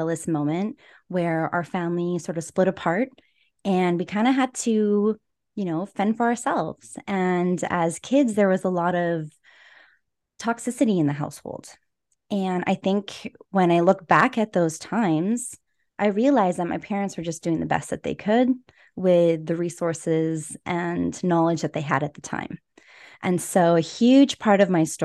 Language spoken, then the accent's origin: English; Edmonton, Alberta, Canada; I was born and raised in Edmonton, Alberta.